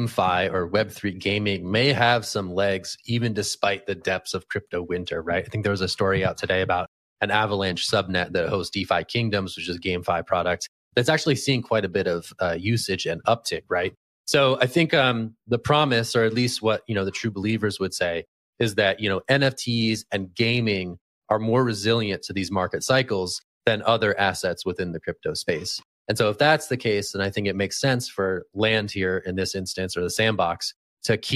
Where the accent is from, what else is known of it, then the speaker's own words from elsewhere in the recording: California, United States; as a Californian by birth